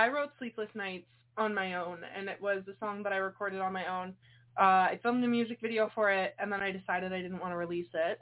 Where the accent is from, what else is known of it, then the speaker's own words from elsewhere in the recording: Canada; I'm from Canada